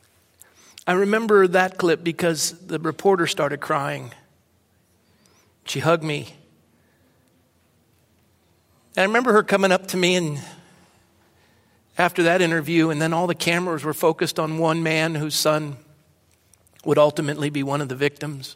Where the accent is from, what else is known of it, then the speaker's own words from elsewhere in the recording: Coronado, California, United States; my hometown in Coronado